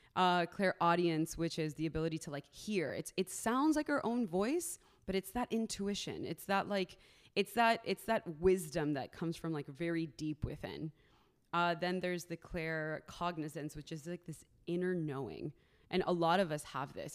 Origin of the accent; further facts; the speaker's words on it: Miami, Florida, United States; moved away; originally, I'm from Miami, Florida. Uh, I am Colombian, so I'm first generation American